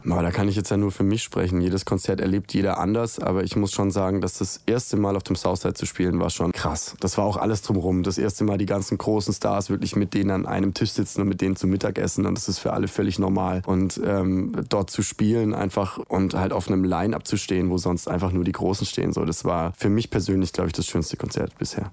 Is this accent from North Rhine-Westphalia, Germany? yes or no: no; Nürtingen, Baden-Württemberg, Germany; moved away as an adult; now in Stuttgart, Germany; weil ich da ursprünglich ja herkomme. Also ich, äh, ich bin groß geworden in Nürtingen und Umgebung